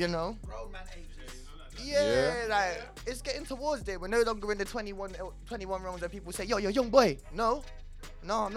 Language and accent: English; Nottingham, East Midlands, United Kingdom; I come from Nottingham. That's a long way away from here.